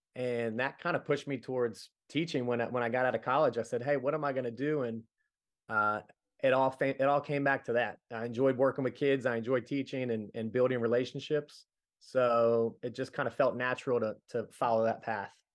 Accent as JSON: {"language": "English", "town": "Middletown", "country": "United States", "tie": "born or raised there", "said": "being a kid growing up in the nineties, we did a little bit of everything at Middletown"}